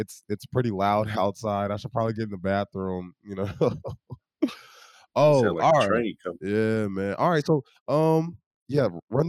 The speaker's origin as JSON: {"language": "English", "region": "North Carolina", "country": "United States", "moved": "yes", "lives_now": "Oklahoma, United States", "said": "everybody knows I'm from North Carolina, right? I'm not an Oklahoman"}